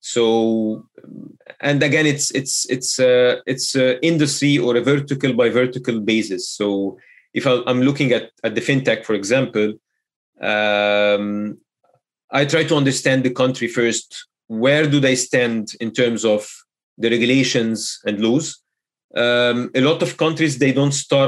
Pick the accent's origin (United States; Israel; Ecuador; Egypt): Egypt; Egypt, of course, being my home country